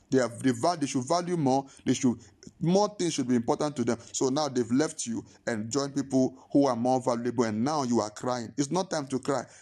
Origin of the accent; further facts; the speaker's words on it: Nigeria; moved away; I was still growing up in Ninge-, I was in Nigeria